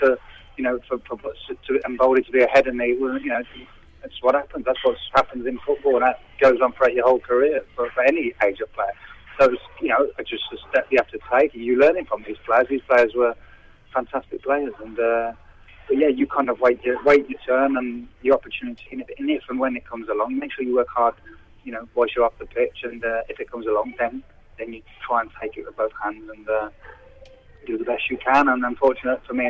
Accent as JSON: {"language": "English", "town": "Redditch", "region": "West Midlands", "country": "United Kingdom", "tie": "born or raised there", "accent": "Brummie", "said": "I was born in Redditch, which is the Midlands anyway"}